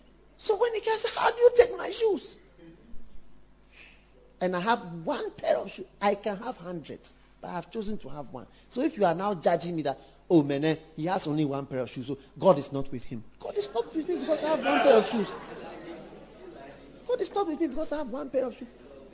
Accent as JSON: {"language": "English", "region": "London", "country": "United Kingdom", "tie": "born there", "said": "I was born in London. I wasn't born in Ghana."}